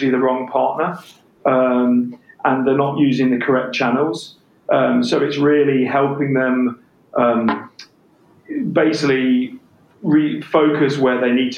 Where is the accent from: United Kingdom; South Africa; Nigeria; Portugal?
United Kingdom; England; accent: English; my English accent